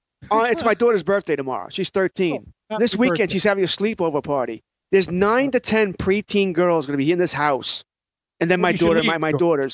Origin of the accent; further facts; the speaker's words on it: Long Island, New York, United States; I live on Long Island, so I have to like